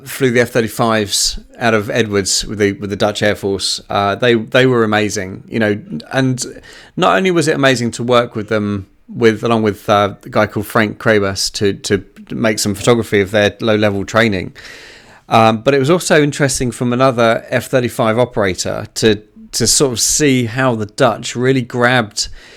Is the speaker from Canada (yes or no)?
no; United Kingdom; as a Brit